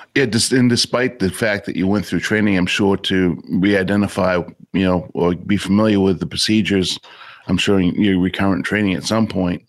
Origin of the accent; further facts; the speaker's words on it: United States; grew up in the northern tier state